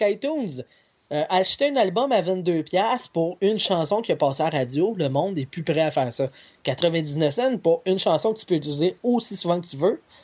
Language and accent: French; Quebec, Canada; on est des Américains qui parlent français